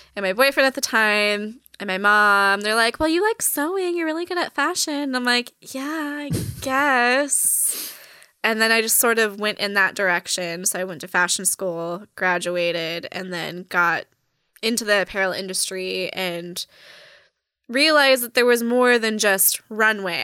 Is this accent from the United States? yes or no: yes; Orange County, California, United States; moved away as an adult; also born or lived in Los Angeles, California; originally born and raised in Orange County, the Orange Curtain